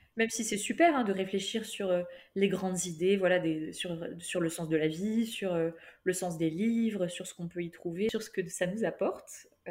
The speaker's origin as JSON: {"language": "French", "town": "Toulouse", "region": "Occitania", "country": "France", "moved": "as an adult", "lives_now": "Lyon, France", "said": "je viens de Toulouse"}